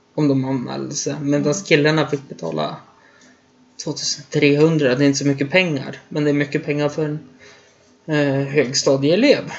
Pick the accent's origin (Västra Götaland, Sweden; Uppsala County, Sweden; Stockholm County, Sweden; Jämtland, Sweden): Jämtland, Sweden; Östersund; Hemma i Östersund